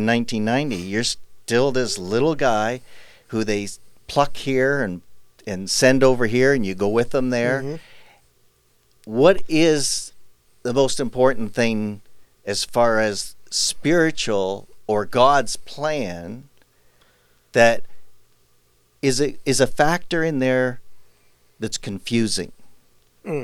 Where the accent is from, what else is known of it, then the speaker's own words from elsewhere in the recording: Canada; We grew up in Canada